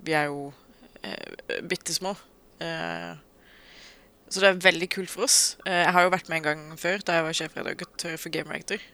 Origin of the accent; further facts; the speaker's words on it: Agder, Norway; jeg er sørlending